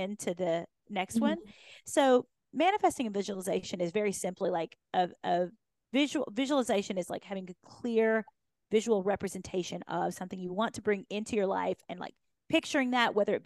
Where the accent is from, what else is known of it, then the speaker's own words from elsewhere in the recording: Kentucky, United States; I'd been this grown up on this farm in Kentucky